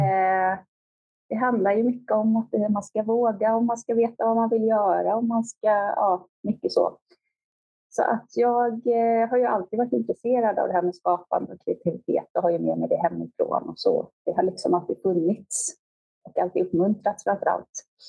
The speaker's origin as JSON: {"language": "Swedish", "town": "Stockholm", "region": "Stockholm County", "country": "Sweden", "tie": "born or raised there", "also_born_or_lived": "Växjö", "moved": "as an adult", "said": "jag är född och uppvuxen i Stockholm"}